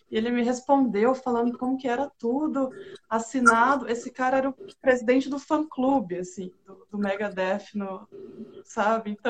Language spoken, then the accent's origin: Portuguese; Paraná, Brazil; eu sou do interior do Paraná, né? Então, a minha cidade ali tinha 10 mil habitantes